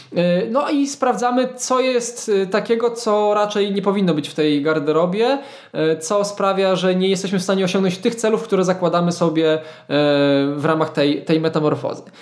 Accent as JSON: {"language": "Polish", "town": "Świdnica", "region": "Lower Silesian Voivodeship", "country": "Poland", "tie": "born or raised there", "moved": "yes", "lives_now": "Wrocław, Poland", "said": "wracam do mojej podrodzinnej Świdnicy"}